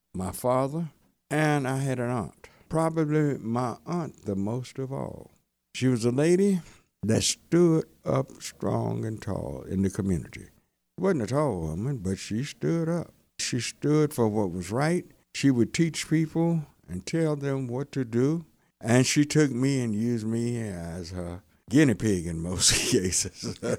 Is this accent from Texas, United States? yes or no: yes; Hearne, Texas, United States; now in Dallas, United States; I grew up in Hearn, Texas. Been in Dallas about fifty-four years.